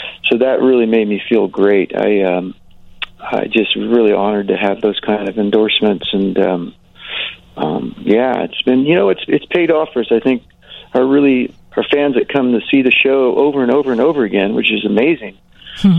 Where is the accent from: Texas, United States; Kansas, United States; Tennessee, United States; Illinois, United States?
Kansas, United States; I grew up in Kansas